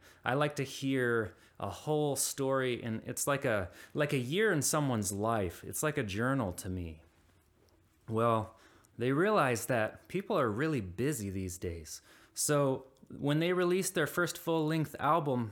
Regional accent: Indianapolis, Indiana, United States; moved away; my hometown of Indianapolis

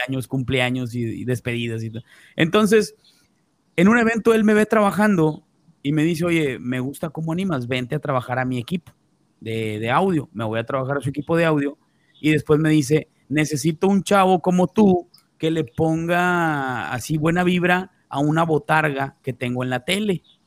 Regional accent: Mexico; como mexicanos

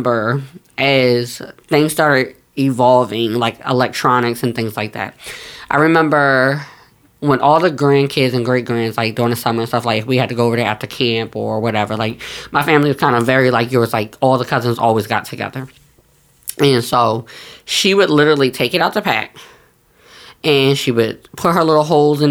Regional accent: New Jersey, United States; also born or lived in New York; I'm from North Jersey

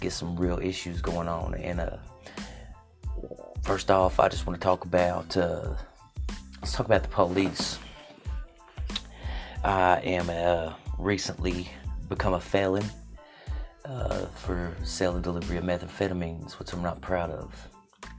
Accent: Jefferson City, Tennessee, United States; I'm from Jefferson City, Tennessee.

